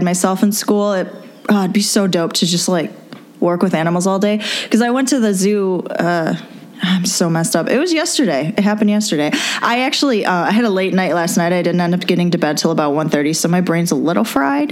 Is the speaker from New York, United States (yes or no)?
yes; Rochester, New York, United States; I'm from Rochester, New York